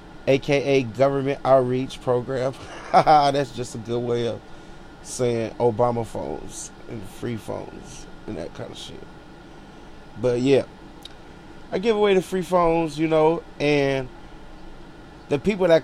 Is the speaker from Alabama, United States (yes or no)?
no; Los Angeles, California, United States; straight out of Watts, all my life, 32 years old